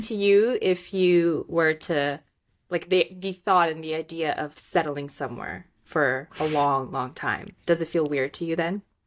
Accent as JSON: {"language": "English", "country": "Moldova", "tie": "born or raised there", "first_language": "Russian", "second_language": "English", "moved": "yes", "said": "I'm from Moldova, which is just the neighboring country"}